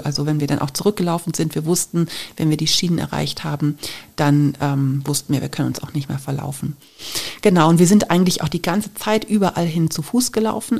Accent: Germany; wir kommen aus Deutschland

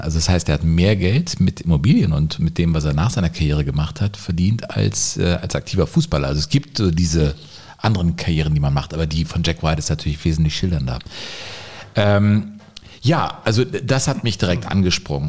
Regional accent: Cologne, North Rhine-Westphalia, Germany; komme ich als gebürtiger Kölner

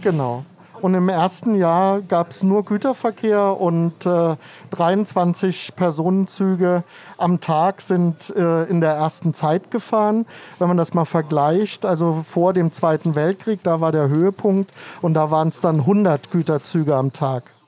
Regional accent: Baden-Baden, Baden-Württemberg, Germany; now in Berlin, Germany; ich komme aus Baden-Baden

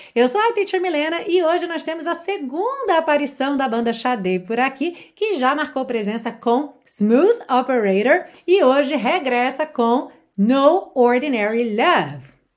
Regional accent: Brazil; accent: Brazilian; first language Portuguese; now in Portugal; Eu costumo falar com sotaque brasileiro

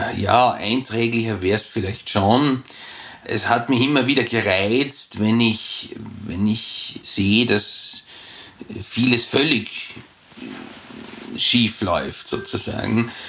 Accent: Vorarlberg, Austria; als Jugendlicher in Vorarlberg

